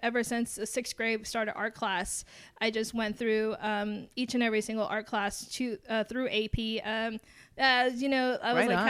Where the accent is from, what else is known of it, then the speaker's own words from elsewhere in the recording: Alice, Texas, United States; I've grown up in Alice, Texas. And the thing about it is a small town. And so it's like we grew up all with each other.